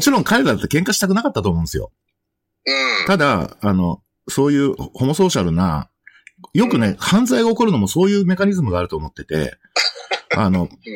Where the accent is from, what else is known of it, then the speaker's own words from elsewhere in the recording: Yonago, Tottori, Japan; 私は鳥取県米子市ってところ出身なんですが